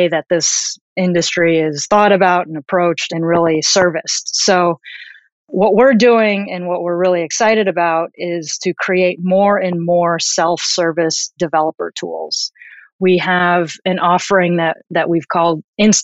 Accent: Chicago, Illinois, United States; also born or lived in Tokyo / New Jersey / New York; now in San Francisco, United States; I am Japanese American and I grew up in the suburbs of Chicago.

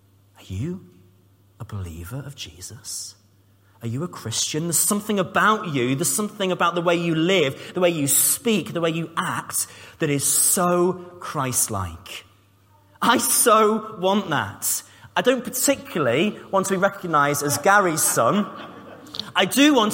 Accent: Cambridge, East of England, United Kingdom; moved away; I was from Cambridge. I grew up in Cambridge. I didn't have a Scouse accent

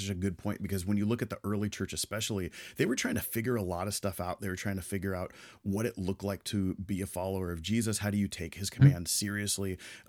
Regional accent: the Bay Area, California, United States; I grew up in the Bay Area in California.

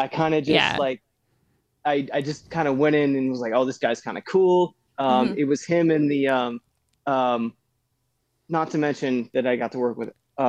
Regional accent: Texas, United States; now in California, United States; I came from Texas. I wanted to be an actor.

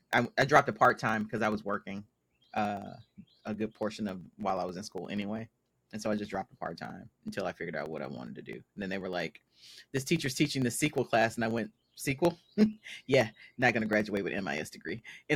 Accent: Mississippi, United States; I was the weird person the entire time I was growing up here. I'm from Mississippi. I am Mississippi homegrown. I'm Mississippi made.

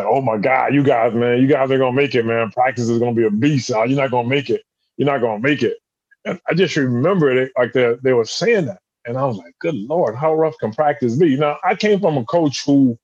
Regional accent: South Carolina, United States; moved away as an adult; also born or lived in Connecticut; I'm from South Carolina.

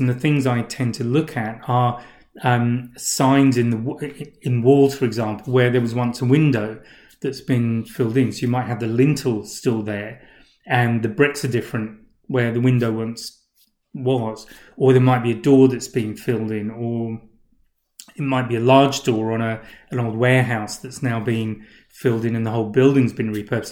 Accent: England, United Kingdom; where I grew up in England

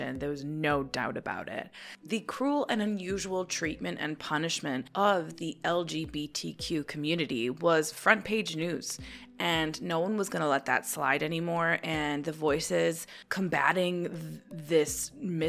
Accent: Chicago, Illinois, United States; as a Chicagoan

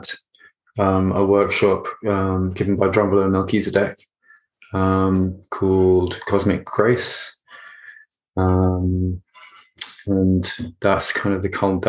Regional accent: London, United Kingdom; I was born in West London, which is where I am now, still West London, in Hammersmith. And I grew up close to Hammersmith in Chiswick and Acton

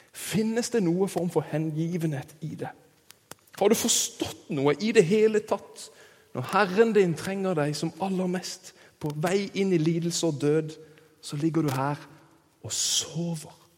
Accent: Kristiansand, Agder, Norway; moved away; der jeg kommer fra. i Kristiansand

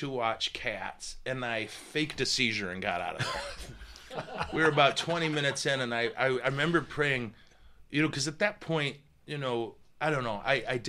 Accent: northern Midwest, United States; we're from the Midwest, the northern Midwest.

